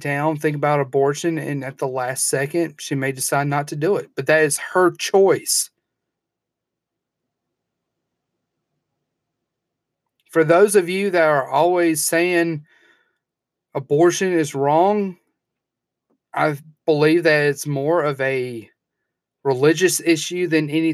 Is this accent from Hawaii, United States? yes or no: no; Alabama, United States; my home state of Alabama